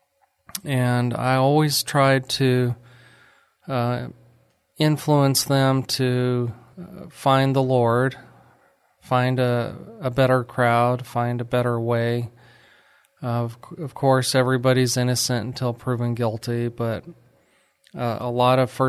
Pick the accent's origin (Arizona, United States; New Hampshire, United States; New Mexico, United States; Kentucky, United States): New Mexico, United States; moved away as an adult; also born or lived in Ruidoso, New Mexico / Alamogordo, New Mexico / Lubbock, Texas; now in Texas, United States; I'm from New Mexico, but I love Texas. I was born in Ruidoso, New Mexico, which is a small ski